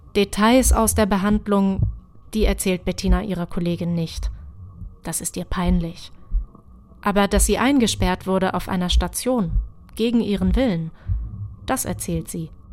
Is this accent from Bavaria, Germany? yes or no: no; Halle, Saxony-Anhalt, Germany; also born or lived in Hamburg; Ich bin zwar hier in Halle im Nachwendeosten aufgewachsen, gebürtig komme ich aber aus Hamburg, genauso wie meine Eltern